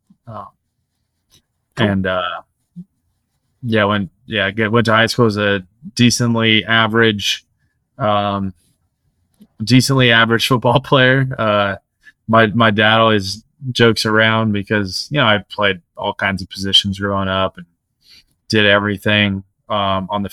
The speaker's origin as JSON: {"language": "English", "town": "El Cajon", "region": "California", "country": "United States", "tie": "born or raised there", "said": "I grew up in Elgon, California, blue collar suburb of San Diego"}